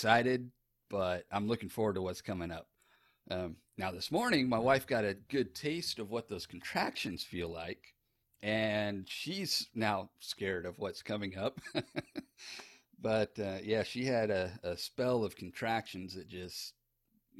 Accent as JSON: {"language": "English", "region": "Texas", "country": "United States", "tie": "born or raised there", "also_born_or_lived": "Sarasota, Florida"}